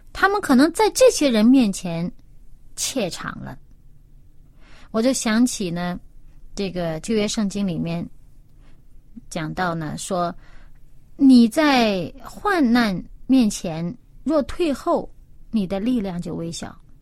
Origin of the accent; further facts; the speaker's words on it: China; 我们中国人